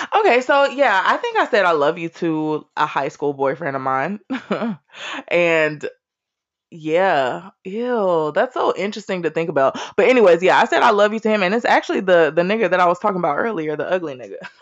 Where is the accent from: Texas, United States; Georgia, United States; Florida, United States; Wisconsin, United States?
Texas, United States; Austin; I was born and raised in Austin, Texas